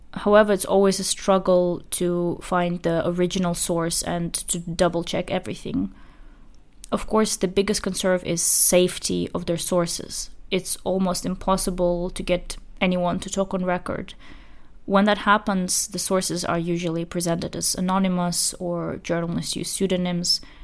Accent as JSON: {"language": "English", "region": "Chechnya", "country": "Russia", "said": "I'm from Chechnya"}